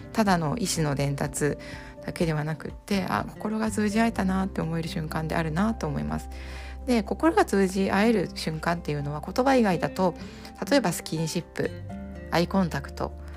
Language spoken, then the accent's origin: Japanese; Japan; first language Japanese